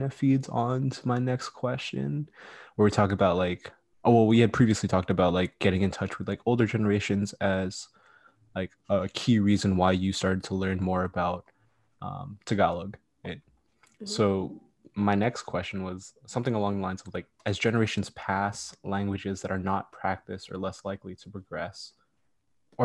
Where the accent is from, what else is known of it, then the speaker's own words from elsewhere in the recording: United States; I'm from the States